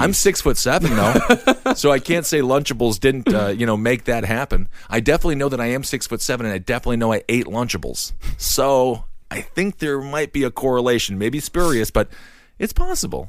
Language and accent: English; Stevens Point, Wisconsin, United States; I'm from Wisconsin